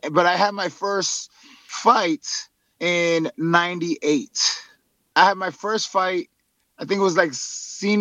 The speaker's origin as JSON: {"language": "English", "town": "New York City", "region": "New York", "country": "United States", "tie": "born or raised there", "said": "I was born and raised in Harlem and grew up in Washington Heights"}